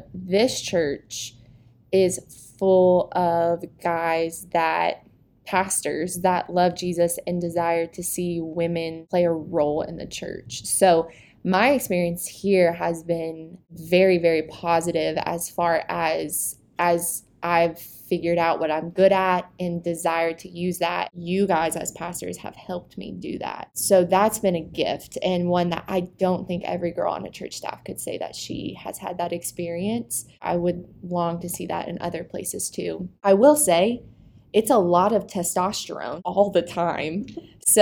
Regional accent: Buford, Georgia, United States; moved away as an adult; now in Watkinsville, United States; I'm from Buford, Georgia. Daniel Neesmith, our youth pastor, would call that Atlanta. It's not. It's a suburb of Atlanta. And I grew up there

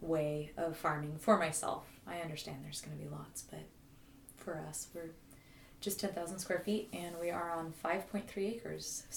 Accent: Garberville, California, United States; also born or lived in Park City, Utah; I grew up in Park City, Utah. It's where he had us going to school

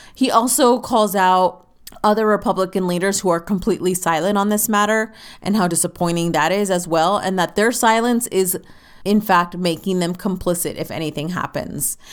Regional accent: United States

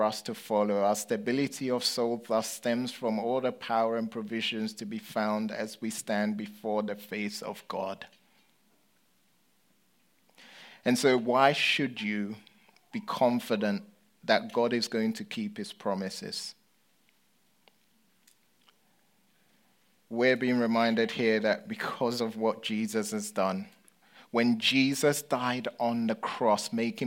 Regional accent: United Kingdom; accent: British; moved away as an adult; now in United States; my Britishness

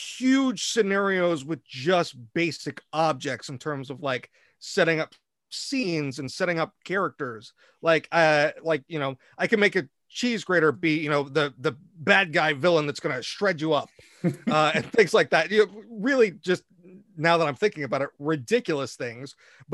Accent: Dayton, Ohio, United States; born there; I was born in Dayton, Ohio.

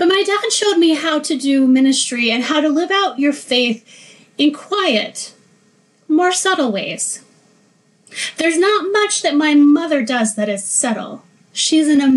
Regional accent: Oklahoma, United States; I grew up in Oklahoma

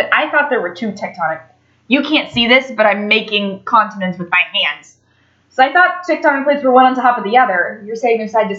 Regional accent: United States; Like I'm nationality an American... But ethnically, I'm like Jordan.

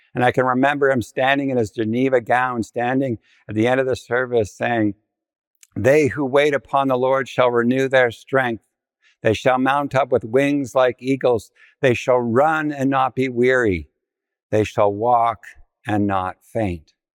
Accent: Ontario, Canada; I was from Ontario

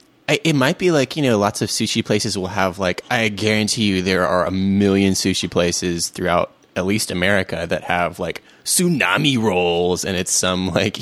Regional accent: United Kingdom; I'm a Brit.

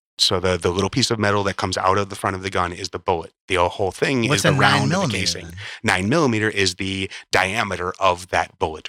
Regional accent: Chicago, Illinois, United States; now in Burbank, United States; When I grew up in Chicago, well, there was Nazi marches in Skokie.

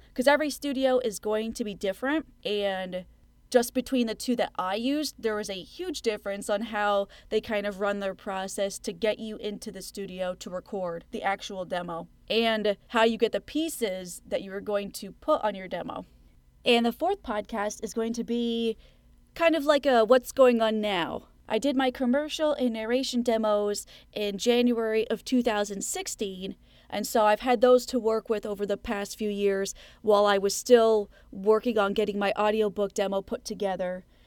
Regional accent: Plattsburgh, New York, United States; I ended up going back to school in my hometown of Plattsburgh, New York

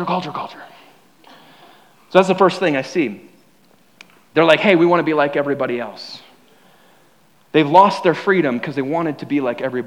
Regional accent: United States; I'm proud to be an American

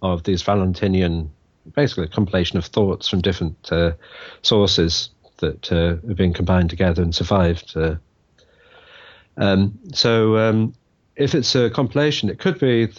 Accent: Wales, United Kingdom; moved away as an adult; also born or lived in London / California; now in Dublin, Ireland; I'm from Wales, live in Dublin now, married to an Irish woman, and I've lived in and around London for 10 years as well, and in California for 10 years

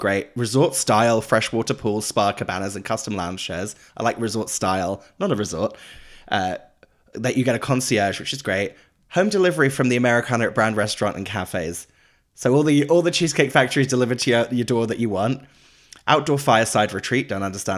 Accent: Norwich, East of England, United Kingdom; now in London, United Kingdom; I took myself back to my hometown of Norwich.

